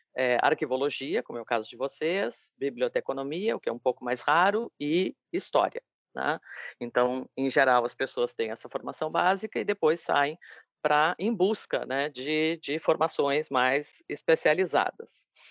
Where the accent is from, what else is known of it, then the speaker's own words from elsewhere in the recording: Rio Grande, Rio Grande do Sul, Brazil; now in Bahia, Brazil; sou gaúcha, sou rio-grandina